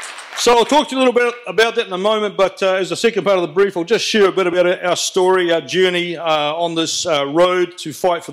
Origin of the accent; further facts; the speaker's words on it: New Zealand; I'm a patriot Kiwi